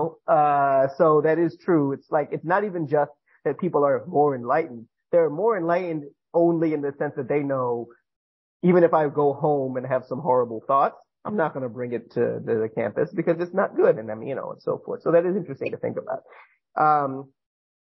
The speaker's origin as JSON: {"language": "English", "region": "Northeast", "country": "United States", "also_born_or_lived": "New Jersey / New York / Korea", "said": "I'm from the Northeast"}